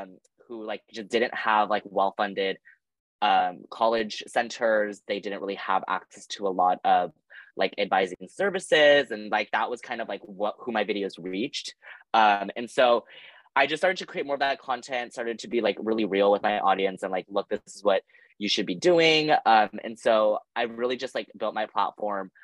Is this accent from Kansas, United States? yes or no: no; Los Angeles, California, United States; moved away as an adult; now in Nashville, United States; I'm originally from Los Angeles, California